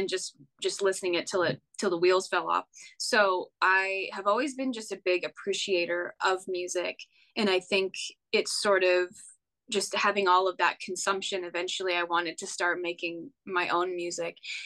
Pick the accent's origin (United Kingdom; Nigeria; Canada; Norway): Canada; Western Canada; moved away as an adult; now in Nashville, United States; I'm from Western Canada